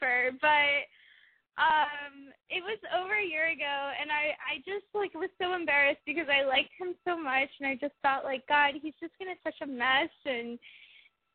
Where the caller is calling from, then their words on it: Tallahassee, Florida, United States; I'm calling from Tallahassee, Florida